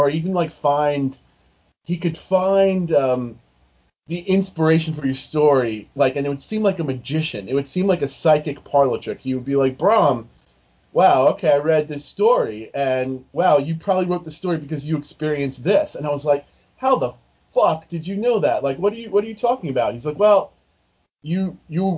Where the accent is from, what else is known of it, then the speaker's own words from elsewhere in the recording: New York, United States; I'm from New York